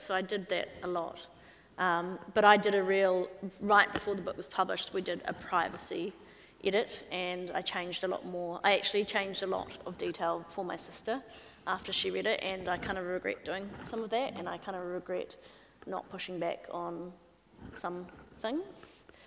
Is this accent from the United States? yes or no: no; New Zealand; as a Kiwi